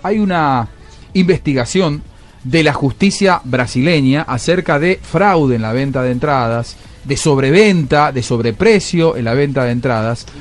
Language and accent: Spanish; Argentina; soy argentino